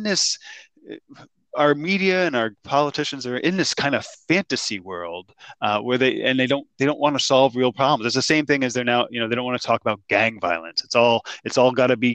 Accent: New Jersey, United States; now in Rhode Island, United States; when I grew up in New Jersey, my friends and I would go up and down the coast to different towns

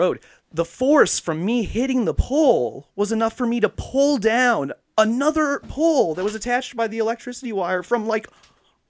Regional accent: Central Illinois, United States; moved away as an adult; now in Seattle, United States; Central Illinois. You know, it was my hometown and our hometown area

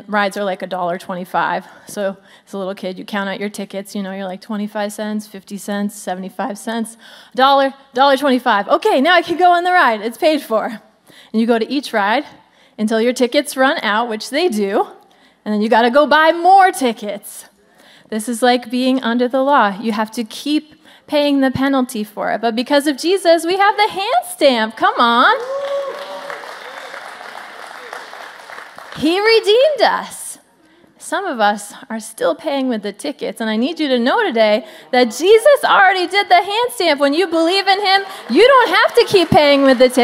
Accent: Pennsylvania, United States; I'm from Pennsylvania, if you didn't know that. Still live there.

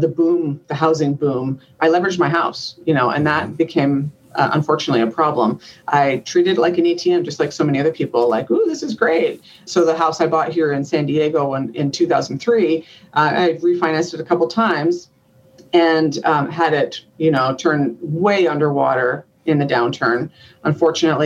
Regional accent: Canada; moved away as an adult; now in United States; So I'm from Canada

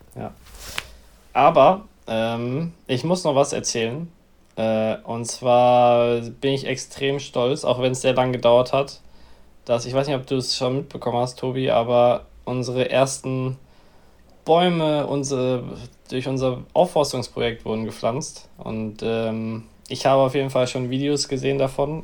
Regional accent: near Messel, Hesse, Germany; in der Nähe von meiner Heimatstadt.

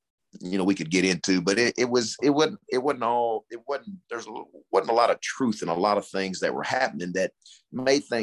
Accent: Arkansas, United States; as you grow up in Arkansas, I grew up, that was my pro team.

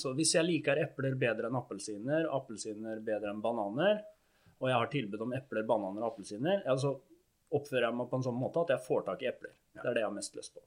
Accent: Fredrikstad, Østfold, Norway; Jeg er fra Fredrikstad

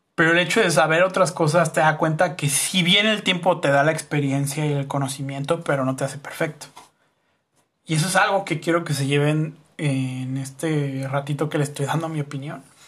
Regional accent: Mexico; como raza, ya ni siquiera como sociedad mexicana

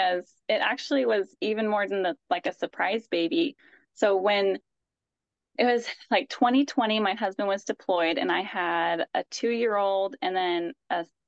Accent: Evanston, United States; moved away as an adult; now in Cleveland, United States; we grew up in Evanston, obviously, because I grew up with you, and now we're out in Cleveland

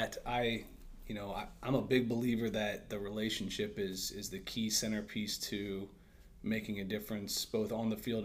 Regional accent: Worthington, Ohio, United States; I was raised in Worthington, Ohio, just north of Columbus

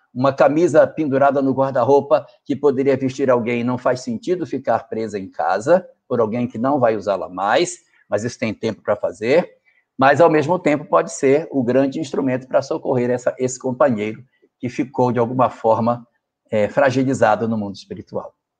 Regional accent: North Region, Brazil; A região norte, de onde eu venho, da qual eu pertenço, onde vivo, ela tem muito disso.

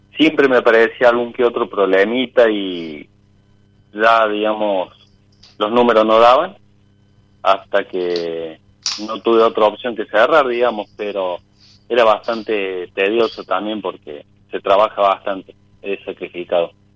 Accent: Córdoba, Argentina; Soy de Córdoba Capital.

